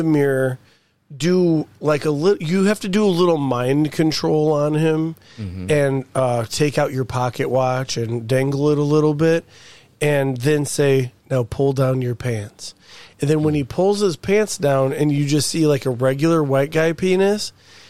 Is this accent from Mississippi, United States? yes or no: yes; Mississippi, United States; You know I'm from Mississippi.